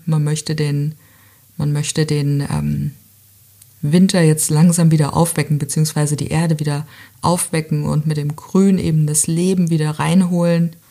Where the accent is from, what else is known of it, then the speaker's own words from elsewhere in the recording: Southern Germany, Germany; bei uns in Süddeutschland